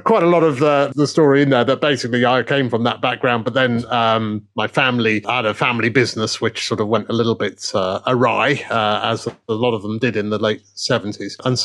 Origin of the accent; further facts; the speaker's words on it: Leeds, Yorkshire and the Humber, United Kingdom; moved away; also born or lived in London; Although I'm from Leeds, I'm from sort of quite a middle class background